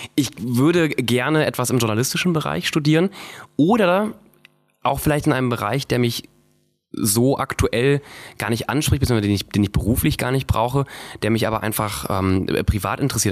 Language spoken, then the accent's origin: German; Viersen district, North Rhine-Westphalia, Germany; moved away as an adult; also born or lived in Duisburg / Cologne; now in Berlin, Germany; ich wurde in Duisburg geboren und bin im Rheinland aufgewachsen. Im Kreis Viersen